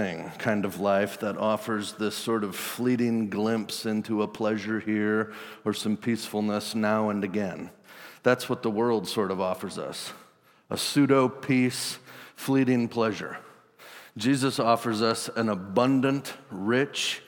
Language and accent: English; Wisconsin, United States; I'm from Wisconsin